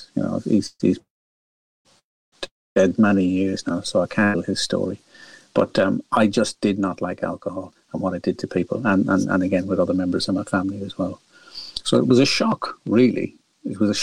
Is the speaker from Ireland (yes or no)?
yes; northwest of Ireland, Ireland; now in London, United Kingdom; as you can probably tell by my accent, I'm not originally from London or the UK. I was born in a lovely little village in the northwest of Ireland